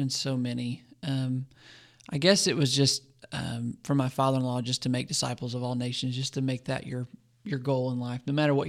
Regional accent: Arizona, United States; moved away as an adult; also born or lived in North Georgia / Mississippi / Arkansas; I grew up in Arizona, spent a lot of my time there, and then graduated high school, moved to North Georgia to go to college

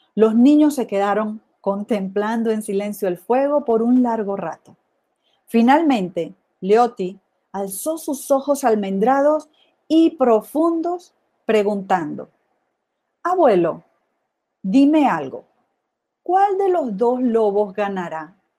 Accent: Venezuela; moved away as an adult; also born or lived in Mexico / Italy / Ireland / United States; now in Guadalajara, Mexico; Soy venezolana y en los últimos veinte años he vivido fuera de Venezuela, aquí en México, en Italia, en Irlanda y en los Estados Unidos

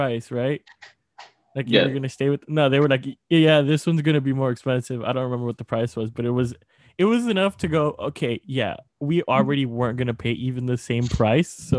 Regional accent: Laredo, Texas, United States; moved away; also born or lived in Austin, Texas; I'm from Laredo, Texas. Not the valley. Laredo, Texas.

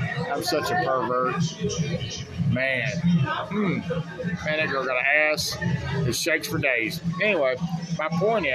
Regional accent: the South, United States; I'm white, and I'm from the South.

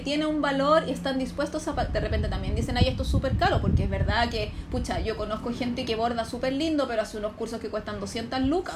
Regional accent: Santiago, Santiago Metropolitan Region, Chile; Yo soy de Conchalís. entonces yo siempre, a mí siempre mis compañeros en el colegio, en el liceo, uno, yo en el uno ando en el colegio de mi comuna

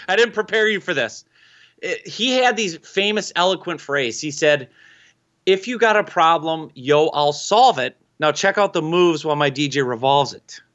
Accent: Minnesota, United States; I'm from Minnesota. We have to accent our O's

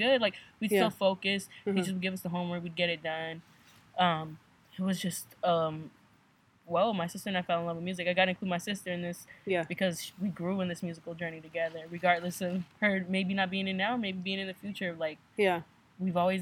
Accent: Adelanto, California, United States; now in San Diego, United States; I hail from Adelanto, California, but I made San Diego a second home.

